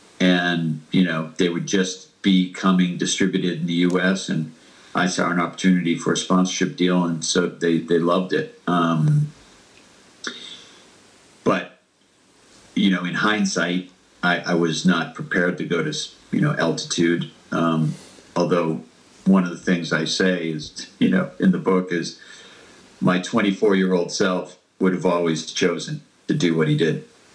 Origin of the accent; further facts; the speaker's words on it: United States; And as an American at the time, I think a lot of people don't, you know, people forgotten, you know, what the Cold War culture was in hindsight, right?